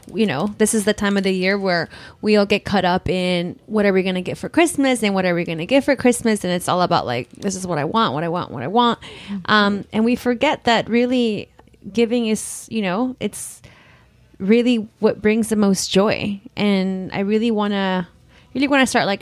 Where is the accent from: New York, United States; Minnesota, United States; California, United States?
California, United States; Los Angeles; growing up